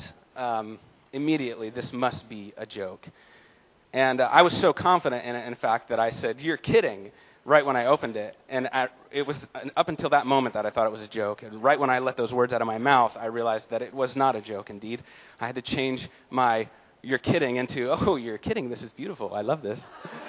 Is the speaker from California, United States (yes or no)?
yes; San Diego, California, United States; I was born in San Diego, California